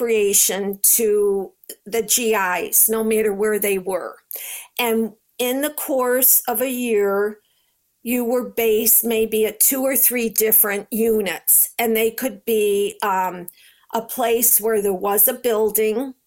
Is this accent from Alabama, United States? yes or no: no; Rochester, New York, United States; I'm from New York